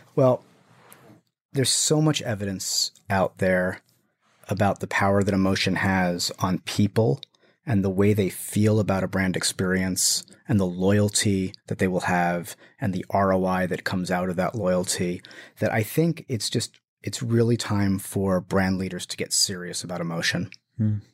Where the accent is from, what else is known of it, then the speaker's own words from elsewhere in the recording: New Jersey, United States; also born or lived in Brooklyn, New York; I'm from New Jersey